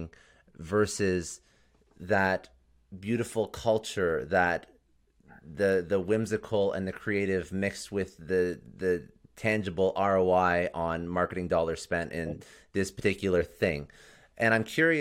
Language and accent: English; Toronto, Ontario, Canada; I'm Canadian as well, so I'm also from Toronto.